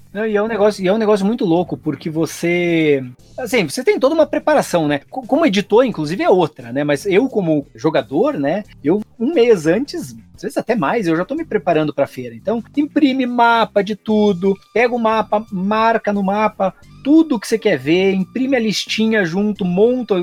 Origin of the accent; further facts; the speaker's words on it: Brazil; Eu era o louco que vinha da, do Brasil, da, da, daquela terra lá que fica lá na América do Sul